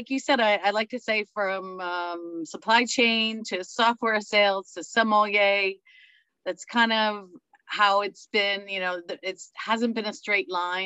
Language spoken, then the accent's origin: English; New Jersey, United States; I grew up in New Jersey, where wine came in a jug or a box